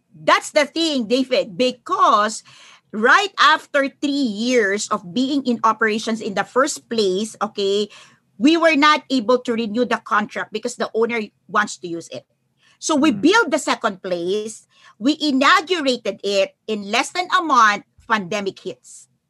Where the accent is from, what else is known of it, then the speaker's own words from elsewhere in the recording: Philippines; I'm from the Philippines